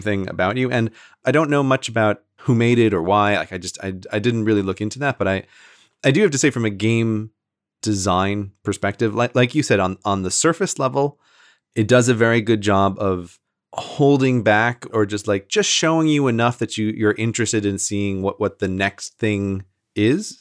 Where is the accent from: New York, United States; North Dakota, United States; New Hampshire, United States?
New York, United States; I'm from New York State